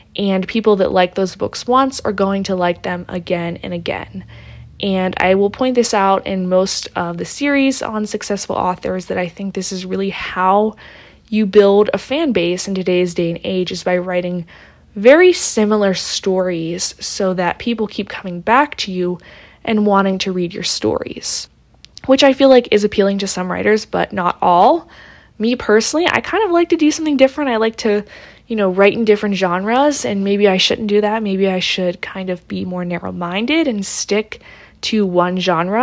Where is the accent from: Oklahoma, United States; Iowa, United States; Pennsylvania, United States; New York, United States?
Pennsylvania, United States; Pittsburgh; I'm from Pittsburgh.